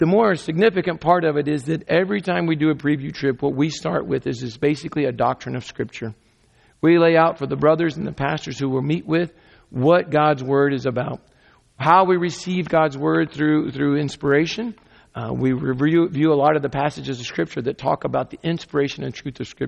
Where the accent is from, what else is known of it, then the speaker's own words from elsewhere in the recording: United States; I'm an American